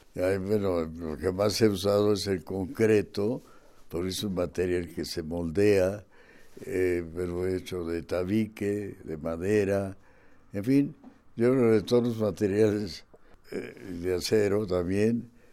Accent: Mexico City, Mexico; Vengo de una isla, de Tenochtitlan, porque yo nací en la calle Tacuba pegada al zócalo. Así que soy muy chilango.

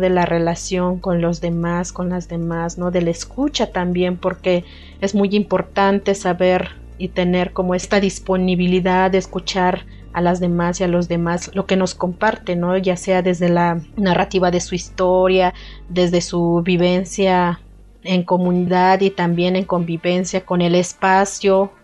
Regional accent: Santa María Tlahuitoltepec, Oaxaca, Mexico; first language Mixe (Ayuujk); Spanish is a second language; originaria de la comunidad de Santa María Tlautoltepec, Mije, Oaxaca

